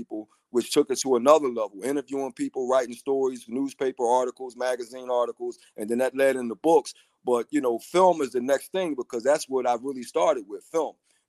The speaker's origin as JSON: {"language": "English", "town": "Philadelphia", "region": "Pennsylvania", "country": "United States", "tie": "born or raised there", "said": "I'm from Philadelphia, like the hat says. … And, I grew up in West Philly and moved to an area called Mount Airy. And Mount Airy was like the move-up area for Black people."}